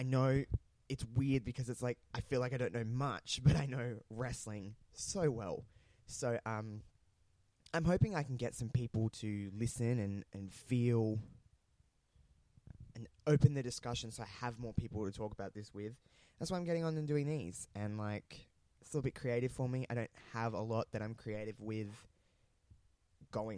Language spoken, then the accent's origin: English; Australia; accent: Australian; also born or lived in regional South Australia; you probably tell by my accent, I am Australian. I live in a somewhat small town in Australia, in regional South Australia